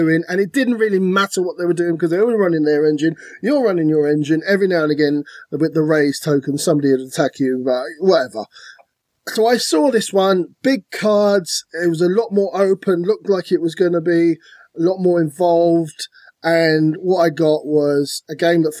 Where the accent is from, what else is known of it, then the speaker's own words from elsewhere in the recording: Ireland; We're Irish